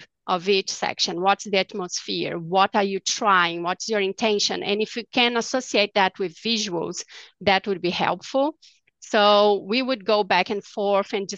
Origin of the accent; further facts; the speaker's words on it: Brazil; now in Dallas, United States; I'm from Brazil